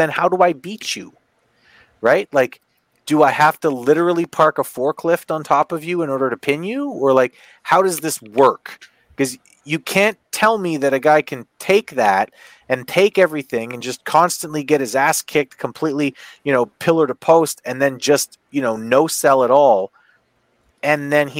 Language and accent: English; Canada; I'm Canadian